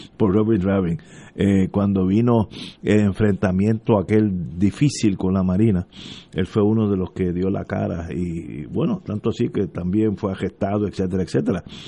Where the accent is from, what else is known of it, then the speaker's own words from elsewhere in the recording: Puerto Rico; y ya son primos míos y son somos puertorriqueños todos